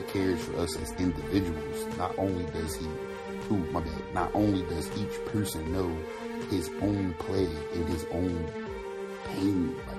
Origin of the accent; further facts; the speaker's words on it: Philadelphia, Pennsylvania, United States; moved away; growing up in Philly